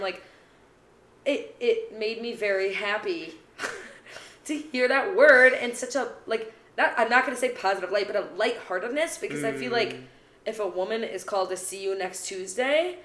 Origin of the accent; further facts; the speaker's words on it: Midwest, United States; accent: Midwestern; In my Midwestern accent